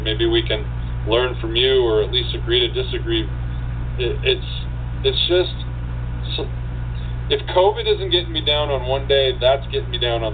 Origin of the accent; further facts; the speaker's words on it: Washington, United States; moved away; I came from Washington State